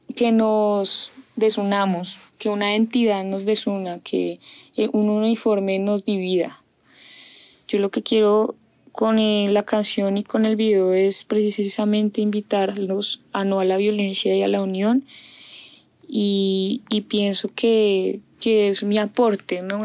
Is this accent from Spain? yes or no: no; Bogotá, Colombia; yo nací en Bogotá, crecí en un ambiente muy bonito